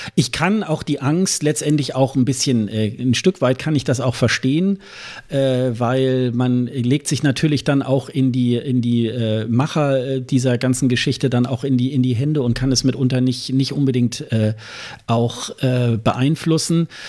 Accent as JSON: {"language": "German", "country": "Germany", "said": "wir als, als Deutsche"}